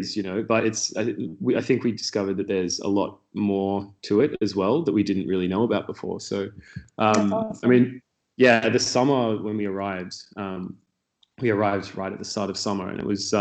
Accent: Sydney, New South Wales, Australia; moved away as an adult; now in Berlin, Germany; I grew up in Sydney, Australia, on the Northern Beaches.

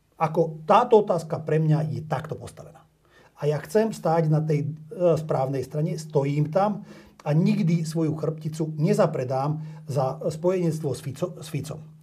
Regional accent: Slovakia; Moje rodisko a mojich rodičov, prastarých rodičov je tu. Ja, ja som tu doma.

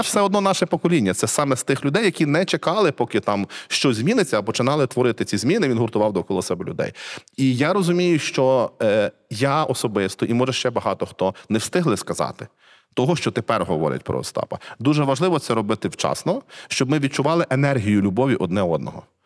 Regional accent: Cherkasy Oblast, Ukraine; я не з Львова, я з Черкащини. Я рідний з Черкаської області

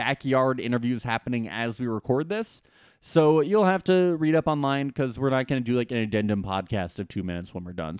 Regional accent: New Jersey, United States; I am from New Jersey

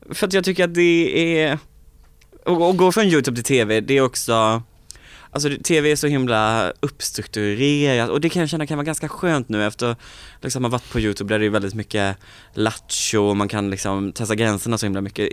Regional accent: Påryd, Kalmar County, Sweden; moved away; i Påryd där jag kommer ifrån, där tror jag att jag är ett ganska välkänt namn liksom

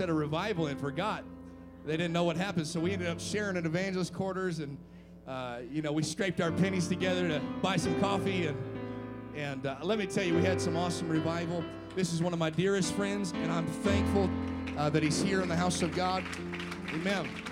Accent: United States; I'm from Washington.

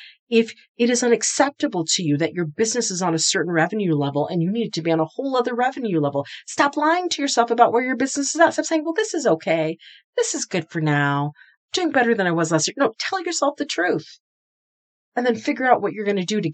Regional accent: New England, United States; also born or lived in the South; I'm an East Coaster, so I'm from New England

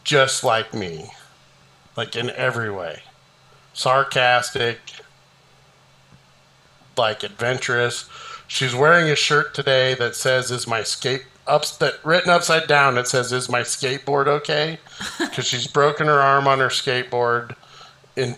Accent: Tilden, Nebraska, United States; born or raised there

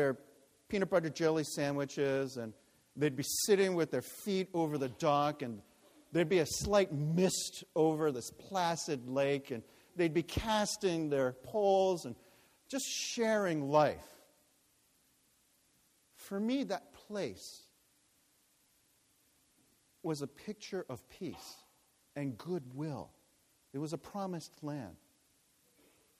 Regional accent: New York, United States; I was born in New York

